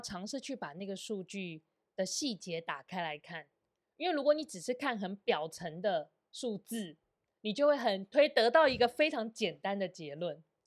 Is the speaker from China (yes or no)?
no; Taiwan; 我们台湾人